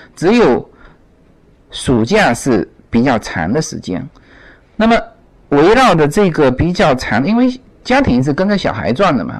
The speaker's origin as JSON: {"language": "Chinese", "country": "China", "moved": "yes", "lives_now": "United States", "said": "但是这边的美国的朋友都是忙忙碌碌，他不像国内"}